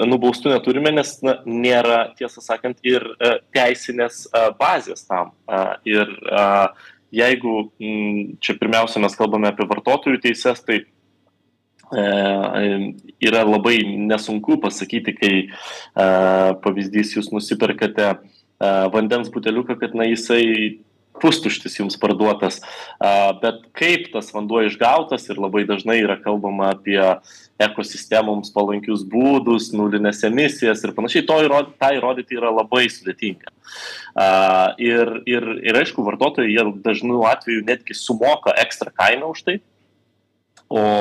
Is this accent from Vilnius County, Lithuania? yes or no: yes; Vilnius, Vilnius County, Lithuania; mano gimtasis miestas Vilnius